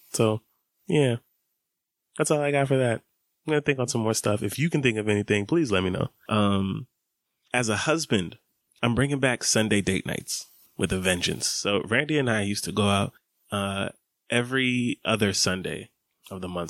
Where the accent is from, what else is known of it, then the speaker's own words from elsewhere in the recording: Atlanta, Georgia, United States; growing up in Atlanta, summers is hot.